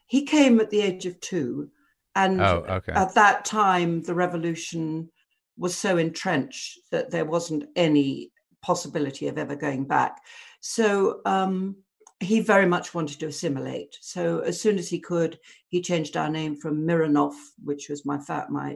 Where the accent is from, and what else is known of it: Southend-on-Sea, East of England, United Kingdom; born or raised there; also born or lived in London